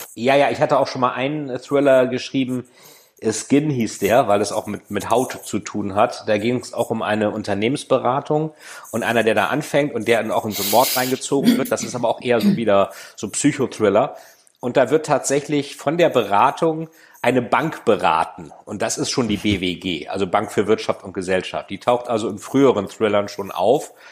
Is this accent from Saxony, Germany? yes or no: no; Bremen, Germany; Ich bin ja Bremer